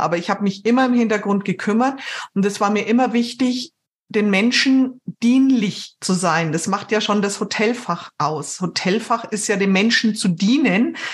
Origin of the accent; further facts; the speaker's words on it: Germany; bei uns in Deutschland